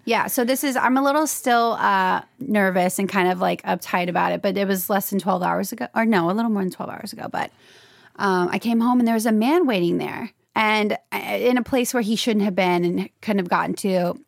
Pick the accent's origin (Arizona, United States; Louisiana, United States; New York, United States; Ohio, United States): Louisiana, United States; moved away as an adult; now in Los Angeles, United States; I'm from Louisiana, and, um, I moved to L A at twenty-three after I graduated from L S U